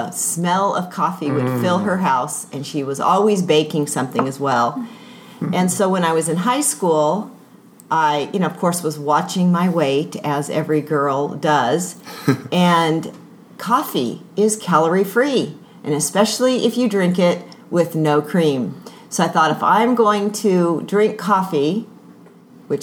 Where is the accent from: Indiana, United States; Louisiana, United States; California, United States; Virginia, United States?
California, United States; Southern; I grew up in Southern California